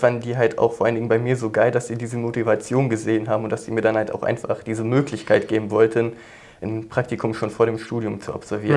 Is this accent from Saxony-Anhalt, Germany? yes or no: no; near Cologne, North Rhine-Westphalia, Germany; Ich komme aus der Nähe von Köln